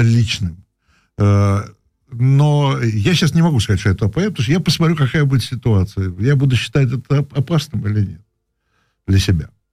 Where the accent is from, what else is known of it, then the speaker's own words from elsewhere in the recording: Moscow, Russia; also born or lived in Prague; Я москвич.